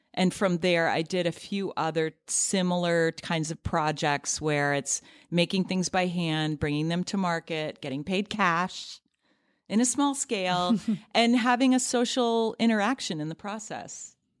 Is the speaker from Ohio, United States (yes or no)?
yes; near Cleveland, Ohio, United States; now in New York City, United States; where I grew up in near Cleveland, Ohio